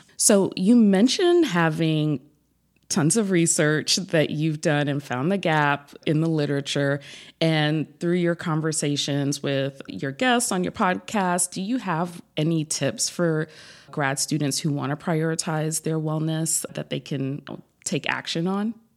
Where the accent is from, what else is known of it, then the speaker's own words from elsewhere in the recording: New York, United States; now in South Florida, United States; I'm originally from New York, but now live in South Florida